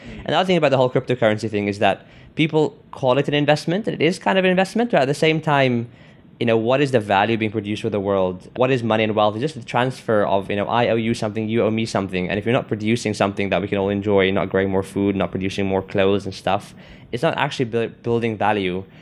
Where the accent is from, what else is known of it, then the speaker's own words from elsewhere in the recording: South Africa; I'm from South Africa